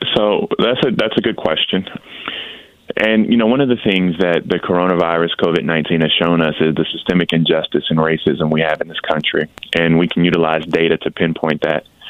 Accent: Denmark, South Carolina, United States; the water is not potable in my hometown of Denmark.

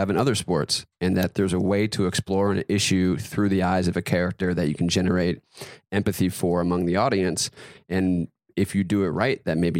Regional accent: North Carolina, United States; I grew up in North Carolina, big mm-hmm. basketball state.

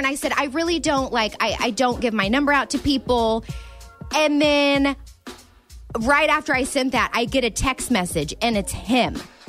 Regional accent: Springfield, United States; I'm from Springfield.

